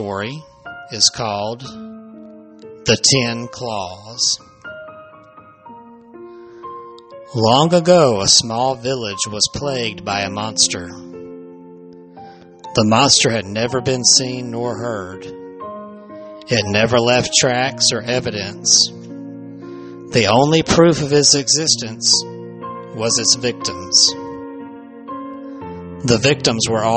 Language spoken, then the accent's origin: English; the South, United States; I'm from the South